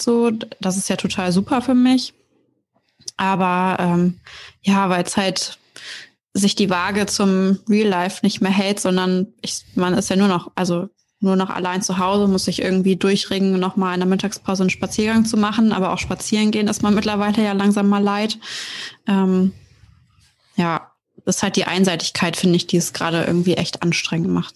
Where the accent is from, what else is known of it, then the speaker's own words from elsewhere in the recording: Oldenburg, Lower Saxony, Germany; bin 28 Jahre alt und komme aus Oldenburg.